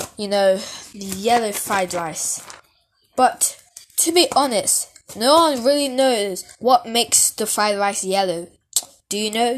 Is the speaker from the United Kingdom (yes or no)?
yes; United Kingdom; I'm British